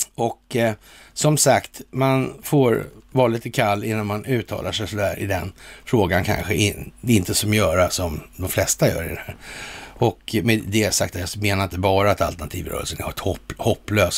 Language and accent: Swedish; Sweden